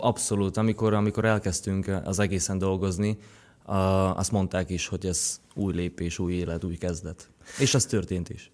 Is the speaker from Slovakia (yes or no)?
yes; Šaľa, Nitra Region, Slovakia; first language Slovak; Hungarian is a second language; moved away as an adult; now in Hungary; Vágsein, ahol, ahol nőttem fel, ott, ö, beszélnek magyarul is